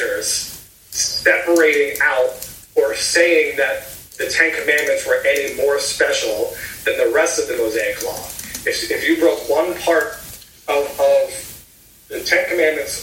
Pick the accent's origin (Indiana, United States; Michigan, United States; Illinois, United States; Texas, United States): Indiana, United States; also born or lived in South Carolina; now in Ohio, United States; I used to live in South Carolina. I now live in Ohio. I grew up in Indiana